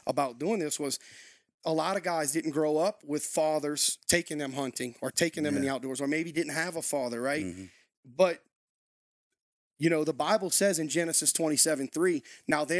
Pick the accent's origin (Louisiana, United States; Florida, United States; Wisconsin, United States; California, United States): Louisiana, United States; accent: Louisiana; moved away as an adult; also born or lived in Lafayette, Louisiana; now in New Castle, United States; Born and raised in Louisiana, raised on a small island, actually